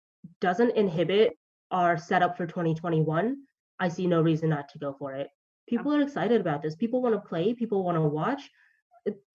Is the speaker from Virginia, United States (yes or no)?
no; Georgia, United States; now in Los Angeles, United States; I'm from Georgia